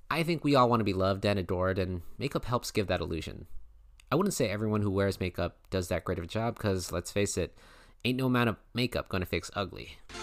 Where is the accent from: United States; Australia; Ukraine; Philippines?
Philippines; I'm Filipino